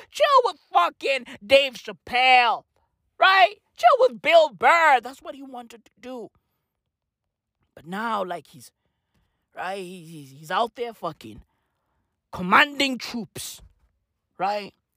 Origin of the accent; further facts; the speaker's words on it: South Africa; I'm from South Africa